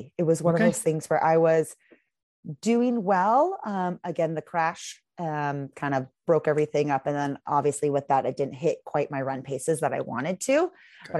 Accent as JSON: {"language": "English", "region": "Pacific Northwest", "country": "United States", "said": "Again, I'm very pale from the Pacific Northwest."}